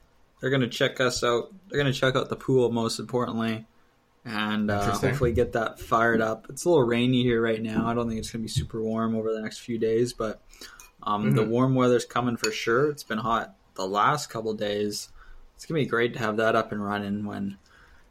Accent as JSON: {"language": "English", "town": "Kelowna", "region": "British Columbia", "country": "Canada", "tie": "born or raised there", "also_born_or_lived": "Penticton / Caledon", "moved": "as an adult", "said": "Growing up in Kelowna, K-Town, on the beaches, in the playgrounds, at the high schools"}